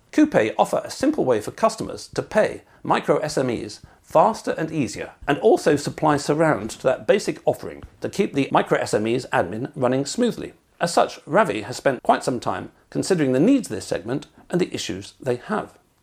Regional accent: United Kingdom; I'm British

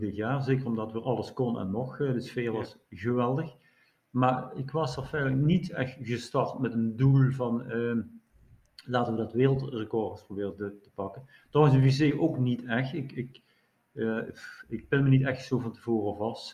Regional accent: Netherlands; zijn ook als Nederlander erg betrokken bij, bij het gebeuren

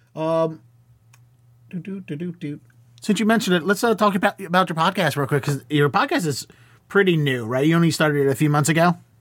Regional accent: Baltimore, Maryland, United States; moved away as an adult; now in Boston, United States; I grew up in Baltimore, and I started at the Baltimore Comedy Factory

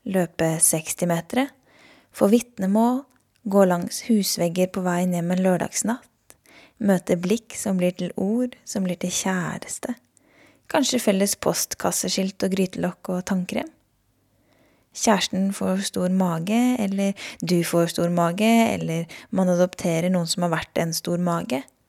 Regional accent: Norway; born or raised there

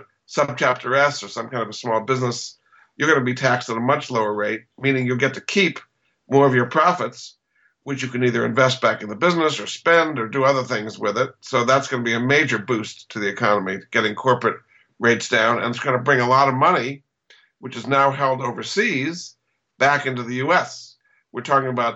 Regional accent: New England, United States; I grew up in New England

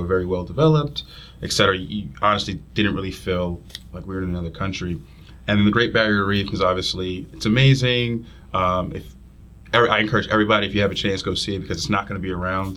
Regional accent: New Jersey, United States; moved away as an adult; also born or lived in Union Township, New Jersey; now in Philadelphia, United States; I'm from North Jersey as well

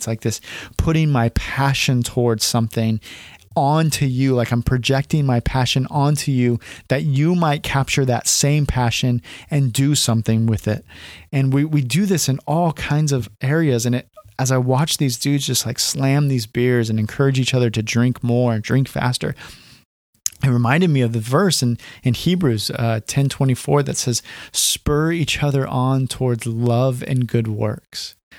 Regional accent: California, United States; moved away as an adult; also born or lived in Portland suburbs, Oregon; now in Portland, United States; I grew up in California

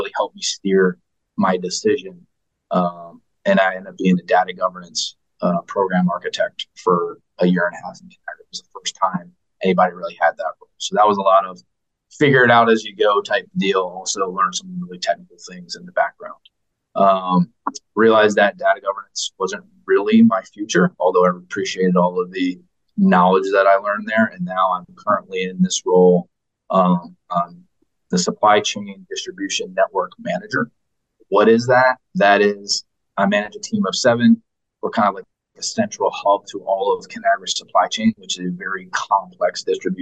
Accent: Wilmington, Delaware, United States; moved away; I'm originally from Wilmington, Delaware

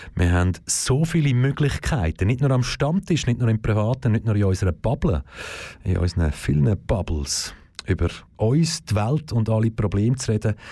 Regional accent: Aargau, Switzerland; im Kanton Aargau schaue, äh, ich glaub, ich bin da in dem Land aufgewachsen

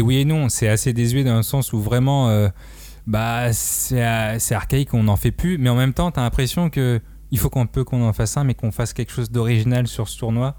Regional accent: Madagascar; on est vraiment indonésien, euh, nous les malgaches.

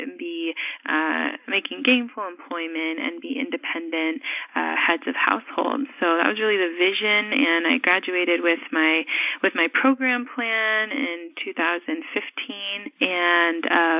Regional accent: New York City, New York, United States; I was born in New York City and specifically the Bronx

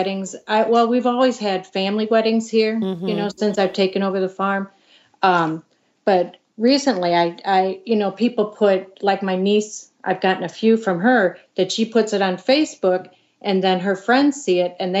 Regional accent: Chicago, Illinois, United States; moved away as an adult; I grew up in the Chicago area.

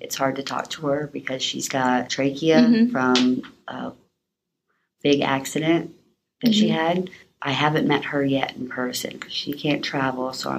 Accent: North Carolina, United States; born there; I was born in North Carolina. I was adopted when I was almost 4. Both my family is military, And so I moved around a lot as a kid.

